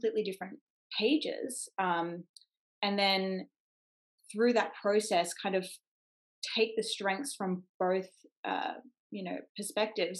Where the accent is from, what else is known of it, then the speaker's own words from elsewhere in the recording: Gold Coast, Queensland, Australia; where I grew up on the Gold Coast, we have Warner Brothers Studios